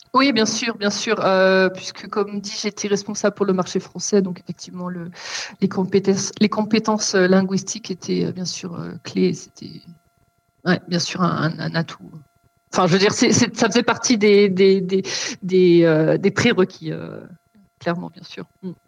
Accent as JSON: {"language": "French", "country": "France", "moved": "as an adult", "lives_now": "Germany", "said": "je suis française. Pourquoi je, je précise Parce que je vis depuis 12 ans en Allemagne"}